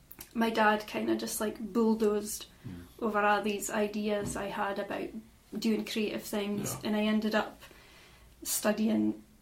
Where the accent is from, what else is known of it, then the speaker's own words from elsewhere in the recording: Inverallochy, Scotland, United Kingdom; so I'm from Inveralachie, which is a tiny little fishing village that is also known as Cotton, often mistaken for Bulgar or Cairnbulg, but that's actually the opposite side of the road where they meet.